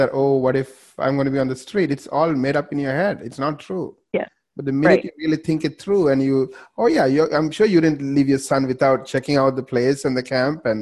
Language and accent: English; Canada; we're both Canadian